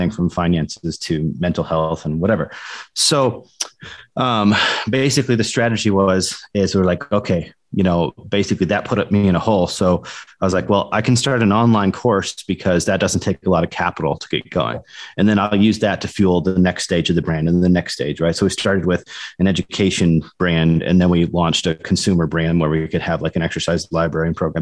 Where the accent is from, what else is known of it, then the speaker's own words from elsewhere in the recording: Iowa, United States; also born or lived in Tampa, Florida; now in Colorado, United States; I'm originally from Iowa.